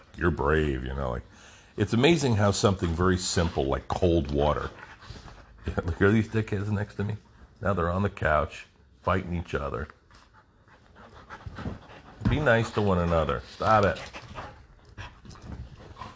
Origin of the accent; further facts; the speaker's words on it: New Jersey, United States; moved away; growing up in Jersey